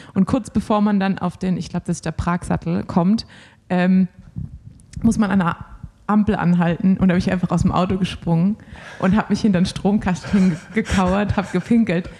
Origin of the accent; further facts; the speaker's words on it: Swabia, Germany; als Schwabe